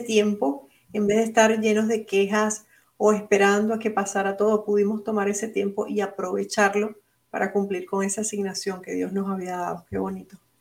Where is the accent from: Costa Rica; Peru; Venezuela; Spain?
Venezuela; also born or lived in Puerto Rico; now in Orlando, United States; es una venezolana con corazón puertorriqueño también, porque viví muchos años en Puerto Rico